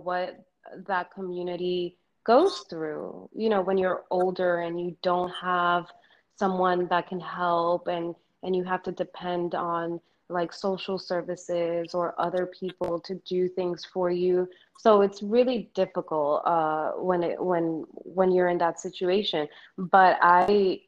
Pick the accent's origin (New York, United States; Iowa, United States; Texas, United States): New York, United States; first language Spanish; English is a second language; also born or lived in Dominican Republic; I was born in the Dominican Republic, and I came to New York with my parents when I was 4 years old